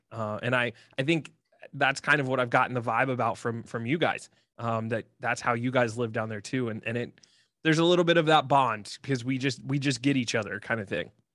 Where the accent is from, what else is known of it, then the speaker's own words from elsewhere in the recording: Columbus, Ohio, United States; Born and raised in Columbus, Ohio, big lifelong Ohio State fan